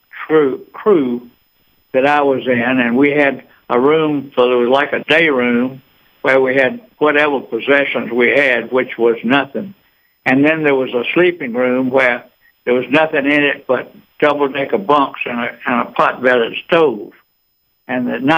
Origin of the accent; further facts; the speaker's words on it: Eatonton, Georgia, United States; now in Atlanta, United States; I grew up in Eatonton